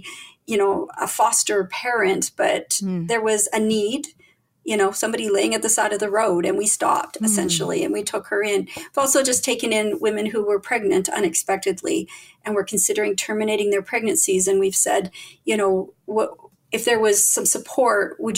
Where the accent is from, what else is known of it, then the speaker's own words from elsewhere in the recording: Winnipeg, Manitoba, Canada; I was born in Winnipeg, which for those of you who are not from Canada, is in the very, very center of North America